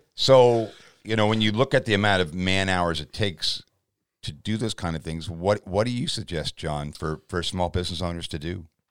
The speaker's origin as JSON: {"language": "English", "country": "Canada", "said": "as a Canadian citizen in my fifth decade"}